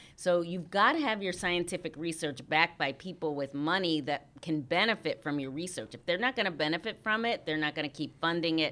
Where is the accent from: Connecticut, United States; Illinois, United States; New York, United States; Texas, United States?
Illinois, United States; Harvey; also born or lived in Saint Peter, Minnesota; I was born in Saint Peter, Minnesota, but I grew up, uh, in Harvey, Illinois